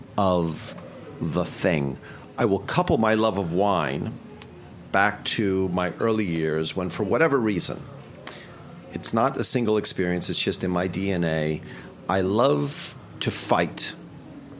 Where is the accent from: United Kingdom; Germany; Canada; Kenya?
Canada; Toronto, Ontario; moved away as an adult; now in New York, United States; growing up in Toronto